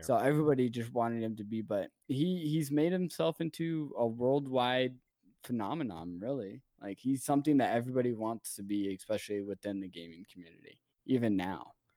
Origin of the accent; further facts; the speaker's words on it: Salt Lake City, Utah, United States; I am from Salt Lake City, Utah.